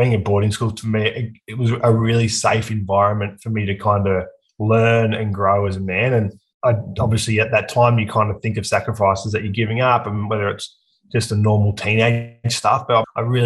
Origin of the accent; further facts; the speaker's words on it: Aberdeen, New South Wales, Australia; also born or lived in Scone; now in Newcastle, Australia; I grew up in a small country town called Aberdeen, which is about an hour and a half north of Newcastle.